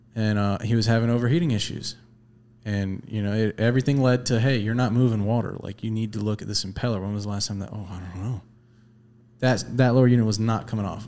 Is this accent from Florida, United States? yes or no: yes; the Florida Keys, United States; I grew up in the Keys.